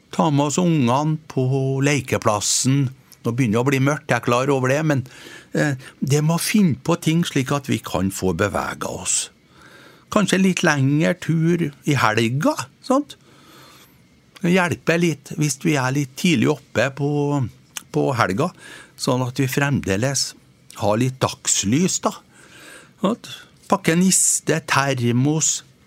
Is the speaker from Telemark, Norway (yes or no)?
no; Trøndelag, Norway; jeg er jo trønder